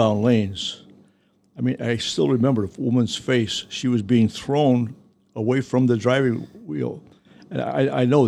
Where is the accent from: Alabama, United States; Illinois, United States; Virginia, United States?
Illinois, United States; Melrose Park; I grew up in Melrose Park.